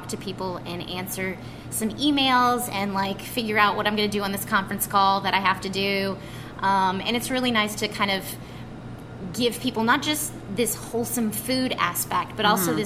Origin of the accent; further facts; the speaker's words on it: Louisiana, United States; moved away; where we grew up in Louisiana